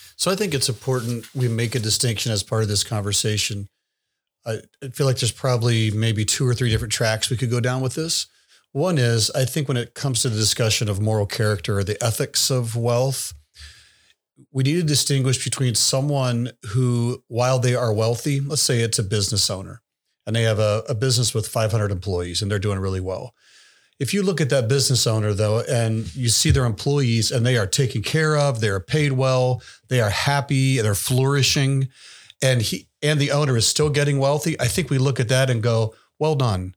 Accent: the South, United States; moved away; I grew up in the South

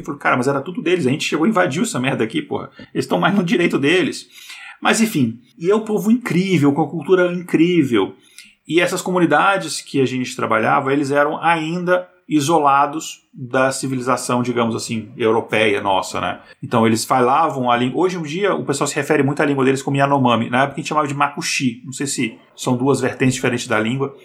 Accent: Brasília, Federal District, Brazil; moved away as an adult; also born or lived in Boa Vista, Roraima; eu sou de Brasília

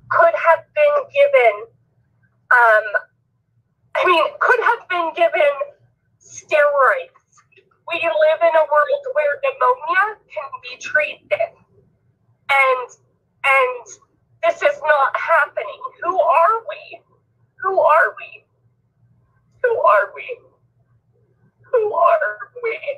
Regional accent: Elmira, Oregon, United States; now in Idaho, United States; I'm a native Oregonian and Rick is my friend. Um, I, I grew up I grew up in Elmira, Oregon. That's where my family is.

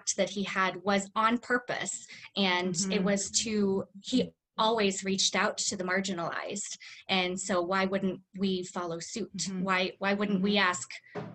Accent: United States; I was born white and I was born in the United States.

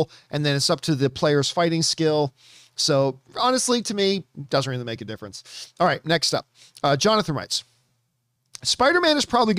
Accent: Philippines; I'm Filipino. How could I not love the guy?

